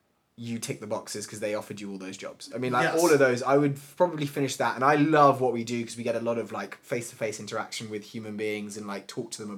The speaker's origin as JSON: {"language": "English", "region": "England", "country": "United Kingdom", "lives_now": "United States", "said": "I'm really worried that my accent's gonna go. {S1} No. {S0} You know what I mean? Like 10 years from now, and I've been surrounded by Americans"}